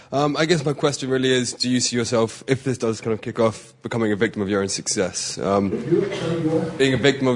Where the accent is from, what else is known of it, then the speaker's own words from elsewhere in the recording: Galashiels, Scotland, United Kingdom; I'm from Galashiels, up in the north, up in the borders of Scotland